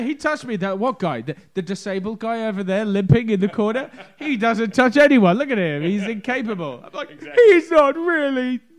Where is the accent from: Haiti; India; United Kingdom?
United Kingdom; moved away as an adult; also born or lived in London; now in United States; I'm not originally from London, I'm from just outside London, kind of like the equivalent of New Jersey to the city is where I'm from. But I moved to London when I was going to college